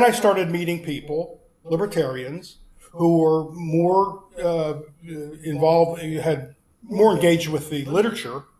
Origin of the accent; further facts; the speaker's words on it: Philadelphia, Pennsylvania, United States; moved away; also born or lived in Washington, D.C.; I grew up in Philadelphia in a Jewish family